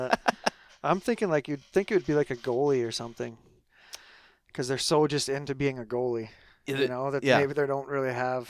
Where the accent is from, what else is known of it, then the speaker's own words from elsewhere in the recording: Lanigan, Saskatchewan, Canada; Lanigan, Saskatchewan.